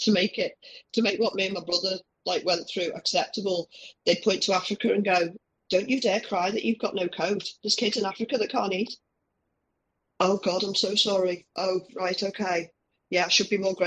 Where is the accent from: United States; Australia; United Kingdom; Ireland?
United Kingdom; Liverpool, North West England; we had the Toxteth riots when I was growing up in Liverpool.